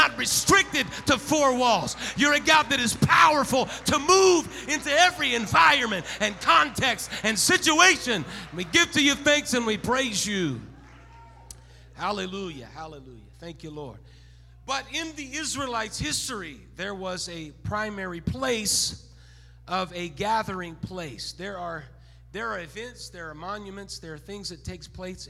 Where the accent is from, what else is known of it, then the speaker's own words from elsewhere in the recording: Santa Barbara, California, United States; also born or lived in Oregon / North Dakota; now in Bakersfield, United States; born and raised in Santa Barbara, California, lived there for a little bit.